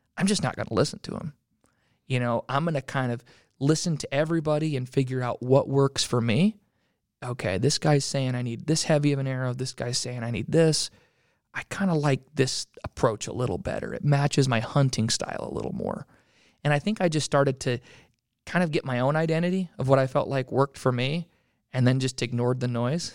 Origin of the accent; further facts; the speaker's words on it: Utah, United States; I grew up in Utah, still live in Utah.